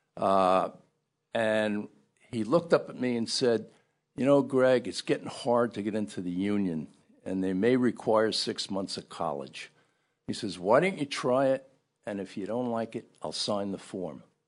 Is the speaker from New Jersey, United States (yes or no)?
yes; Ridgefield Park, New Jersey, United States; also born or lived in Brooklyn, New York; I was born in Brooklyn, in Bay Ridge, Brooklyn. But we moved to, uh, northern New Jersey, Ridgefield Park, and that's kinda where I grew up.